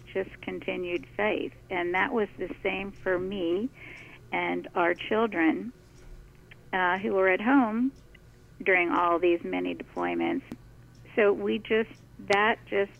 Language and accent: English; Washington, District of Columbia, United States; when I was growing up in the Washington, D.C. area